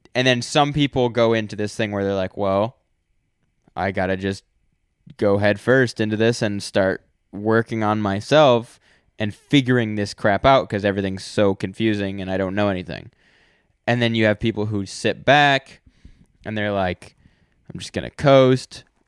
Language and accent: English; United States; I'm an American